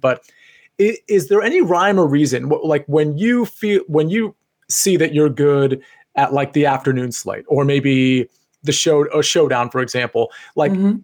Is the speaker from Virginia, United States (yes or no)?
yes; Northern Virginia, United States; I grew up in Northern Virginia as well.